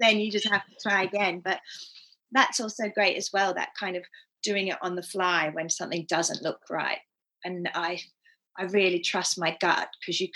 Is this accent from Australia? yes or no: yes; Australia; moved away as an adult; also born or lived in Bromley / Japan; now in London, United Kingdom; I grew up in Australia doing jazz, tap, cabaret, all the things